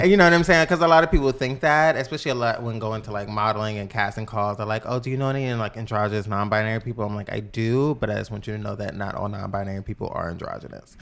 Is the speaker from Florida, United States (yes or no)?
no; New York City, New York, United States; I am from the Bronx, New York